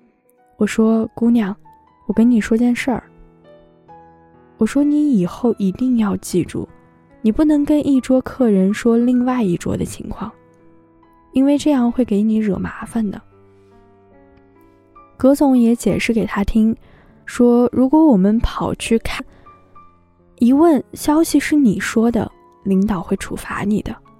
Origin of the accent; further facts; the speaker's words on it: Tianshui, Gansu, China; 我说我也是甘肃的，甘肃天水。